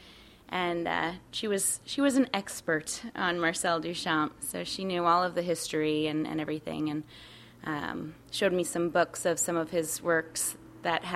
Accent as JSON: {"language": "English", "region": "Connecticut", "country": "United States", "tie": "born or raised there", "moved": "yes", "lives_now": "New York City, United States", "said": "The town that I grew up in Connecticut, has more dead people than alive people"}